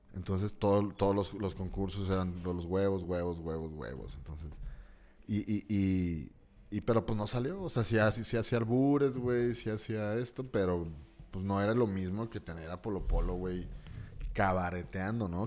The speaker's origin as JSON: {"language": "Spanish", "town": "Torreón", "region": "Coahuila", "country": "Mexico", "said": "de aquí como lagunero"}